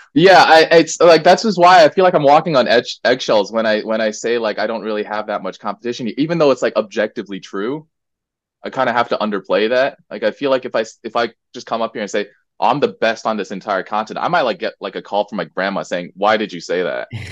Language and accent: English; United States; now in Korea; growing up in the States